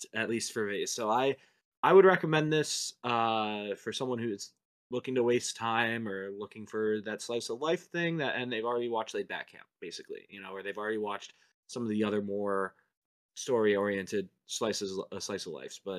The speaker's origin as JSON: {"language": "English", "country": "United States", "said": "we're from the United States rather than from Japan"}